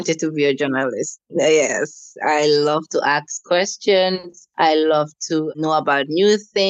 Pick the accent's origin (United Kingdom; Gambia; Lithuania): Gambia; I'm an entrepreneur from the Gambia. I'm a Christian. I'm 33 years old.